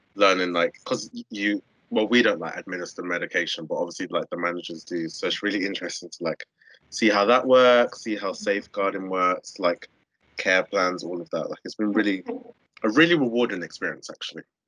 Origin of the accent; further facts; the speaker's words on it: London, United Kingdom; moved away as an adult; now in Southampton, United Kingdom; I grew up in Southeast London